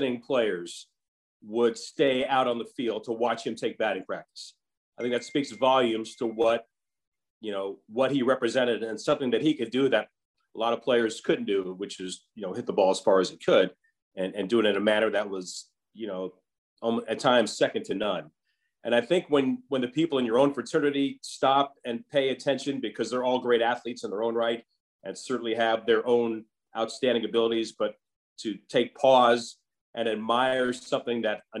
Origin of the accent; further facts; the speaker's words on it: Orlando, Florida, United States; moved away; I grew up in Orlando, went to the University of Central Florida